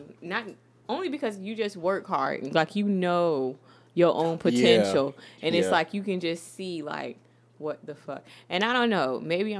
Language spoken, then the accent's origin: English; St. Petersburg, Florida, United States; we're from St. Pete, Florida.